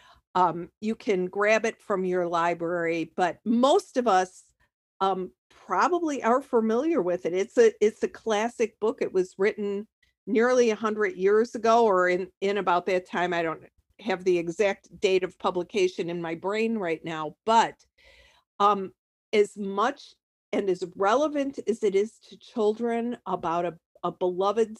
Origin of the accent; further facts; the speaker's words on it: Chicago, Illinois, United States; moved away as an adult; now in Sarasota, United States; I'm from the Chicago area, spent most of my life there